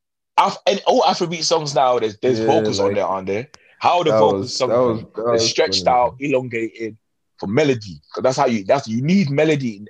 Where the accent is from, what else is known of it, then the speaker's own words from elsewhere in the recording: Cameroon; now in United Kingdom; When I was growing up in Cameroon